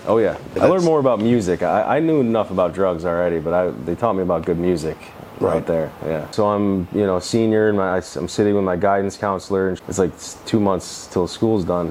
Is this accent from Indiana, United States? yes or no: no; Adams, New York, United States; also born or lived in California; I'm from Adams, New York, which is about an hour south of Canada. Grateful to be from upstate New York